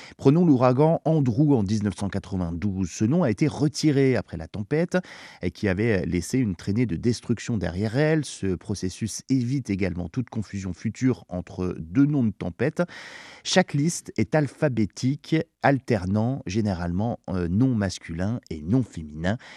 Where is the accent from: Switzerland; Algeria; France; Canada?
France; chez nous en France